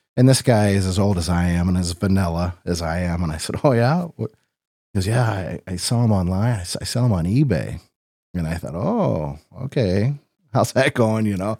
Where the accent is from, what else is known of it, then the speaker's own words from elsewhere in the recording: Rock Falls, Illinois, United States; I was born in Sterling Rock Falls. I, I've lived here all my life. Uh, went to Rock Falls High School